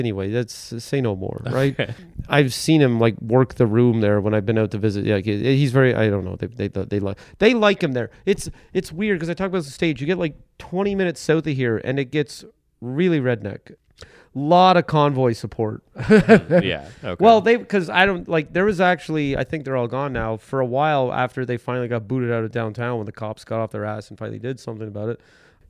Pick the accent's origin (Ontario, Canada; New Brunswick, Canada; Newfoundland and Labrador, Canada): Ontario, Canada; Metcalf; it's where I grew up, is Metcalf. But I was, I mean, technically, I was born in Winchester, Ontario, which is about 15 minutes farther south of Metcalf.